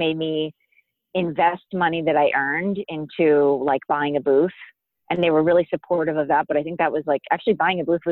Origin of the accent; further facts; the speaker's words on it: Florida, United States; moved away; I grew up in Florida